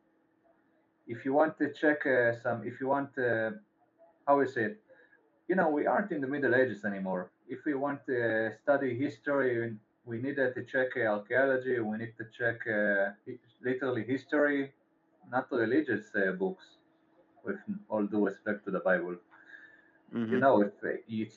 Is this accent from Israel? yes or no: yes; Israel; I'm from Israel